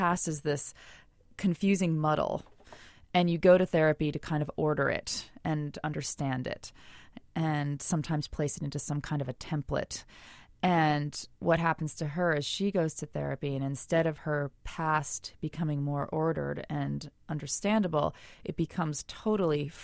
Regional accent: Portland, Maine, United States; I grew up in Portland, Maine, which is a couple of hours north of Salem, Massachusetts.

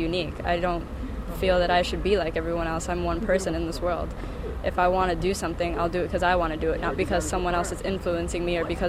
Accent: New York City, New York, United States; I'm from the Bronx. I go to Clinton High School, and I'm 17.

